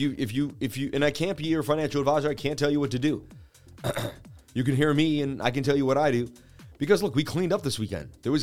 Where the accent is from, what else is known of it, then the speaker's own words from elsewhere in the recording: Boston, Massachusetts, United States; I'm from Beantown, Boston